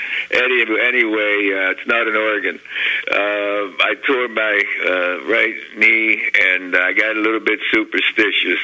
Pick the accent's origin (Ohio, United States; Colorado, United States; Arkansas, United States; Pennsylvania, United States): Pennsylvania, United States; Beaver Falls; my hometown of Beaver Falls, Pennsylvania